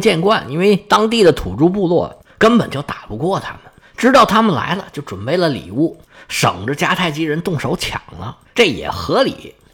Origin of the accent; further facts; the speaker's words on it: China; 我们中国人